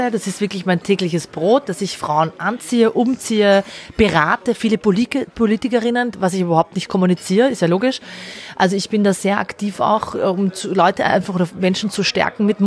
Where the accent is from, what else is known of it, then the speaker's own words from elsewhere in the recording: Austria; Also ich hatte drei Gerichtsverhandlungen in Deutschland, da sitzt du als Österreicherin und kämpfst eigentlich nur darum, dass du legal in Österreich leben darfst.